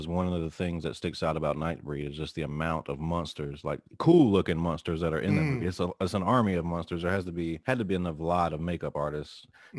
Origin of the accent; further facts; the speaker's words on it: United States; Obviously, I'm from the United States, never been to the UK